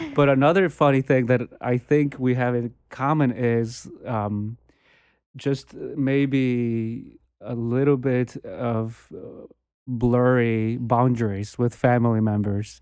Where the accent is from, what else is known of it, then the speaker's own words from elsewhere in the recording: Bogota, Colombia; moved away; I grew up in, I was born and raised in Bogota